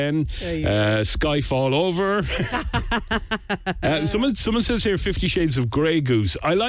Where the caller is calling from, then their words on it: Cork, Munster, Ireland; We're calling from Cork in Ireland.